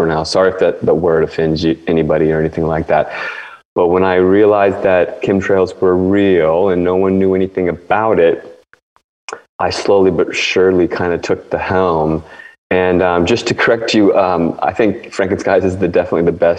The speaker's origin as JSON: {"language": "English", "area": "D.C. area", "region": "Northern Virginia / Washington", "country": "United States", "tie": "born or raised there", "said": "I grew up in D.C. basically, like right on the river, Virginia side of the river. But I grew up basically in Washington, D.C."}